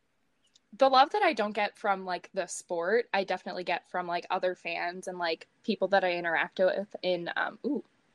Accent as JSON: {"language": "English", "town": "Chicago", "region": "Illinois", "country": "United States", "said": "we are from Chicago, so obviously we were Hawks fans."}